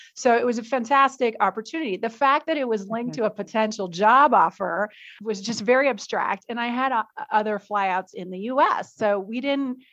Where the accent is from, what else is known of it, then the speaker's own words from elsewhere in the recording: United States; moved away as an adult; also born or lived in New York City; now in Mexico; as an American